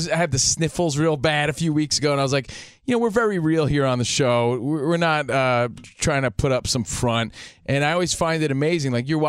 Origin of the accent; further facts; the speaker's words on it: Union, New Jersey, United States; I grew up in Union, New Jersey, just a kid from Union, New Jersey.